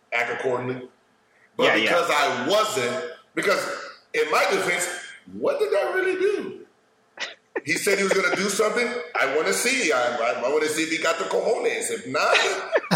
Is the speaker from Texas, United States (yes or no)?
no; Tampa, Florida, United States; I'm from Tampa, Florida